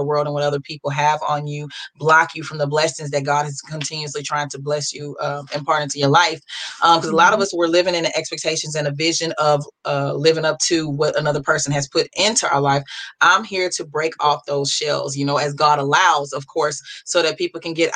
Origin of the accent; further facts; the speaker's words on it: Beaumont, Texas, United States; also born or lived in Groves, Texas; I hail from Beaumont, Texas. Actually, I'm living more in the Groves area, but Beaumont is pretty much where I grew up